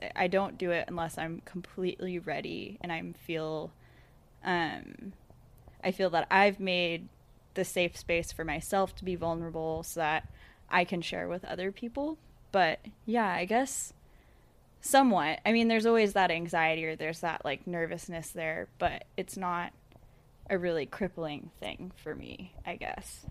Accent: United States; growing up in America

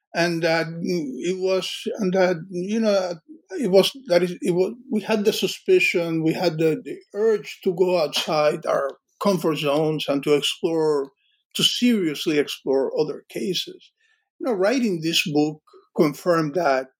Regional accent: Cuba; moved away; I grew up in in in Cuba

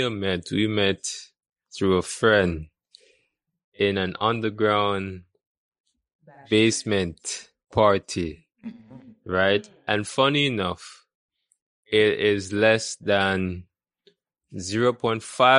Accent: Portmore, Jamaica; born or raised there; also born or lived in Kingston, Jamaica

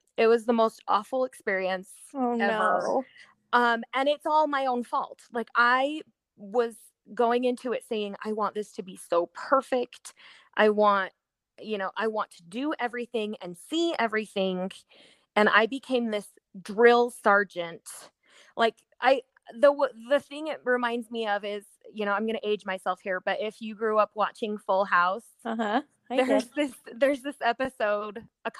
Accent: Utah, United States; born or raised there; also born or lived in West Covina, California

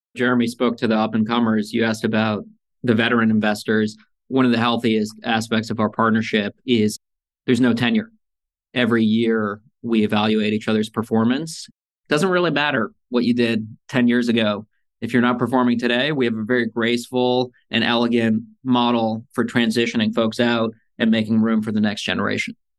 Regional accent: United States; also born or lived in Soviet Union; when I was four years old, I got on a plane with a box of Legos, came to America

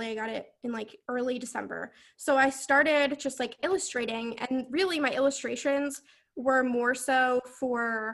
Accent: Vermont, United States; the school here in Vermont, I'm from Vermont, is UVM

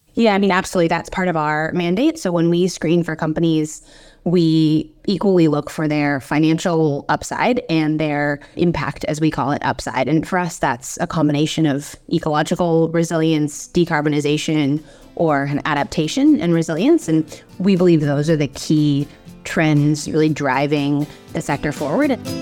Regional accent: United States; accent: American; moved away as an adult; now in Australia; I'm American originally, as you can tell by my accent

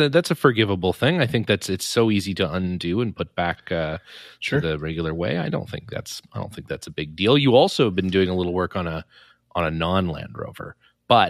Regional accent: Canmore, Alberta, Canada; growing up in Canmore

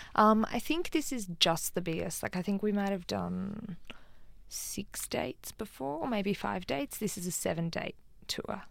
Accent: Canberra, Australian Capital Territory, Australia; moved away; also born or lived in Sydney; I'm originally from Canberra, and I go and drive past the house that I grew up in in Canberra

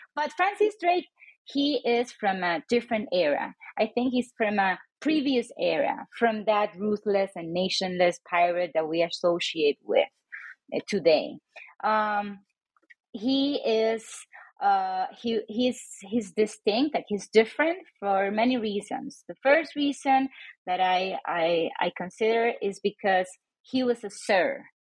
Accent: San Juan, Puerto Rico; moved away as an adult; now in Reno, United States; I was born and raised in San Juan, Puerto Rico, a little island in the Caribbean

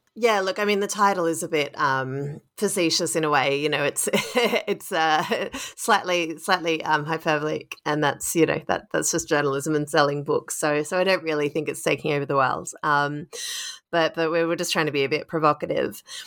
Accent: Sydney, New South Wales, Australia; now in United States / London, United Kingdom; my hometown of Sydney

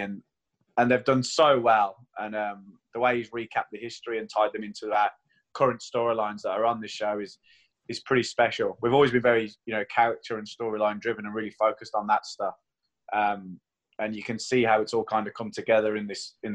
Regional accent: United Kingdom; now in Queenstown, New Zealand; I'm British

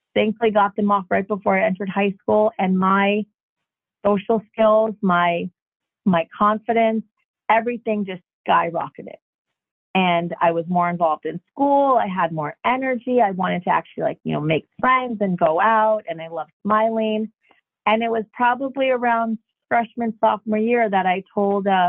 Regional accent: Jackson, New Jersey, United States; I grew up in Jackson, New Jersey, which is a very small town, especially when we moved there

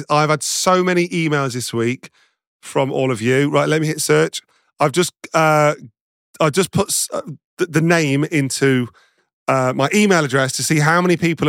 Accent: Nottingham, East Midlands, United Kingdom; I'm from Nottingham

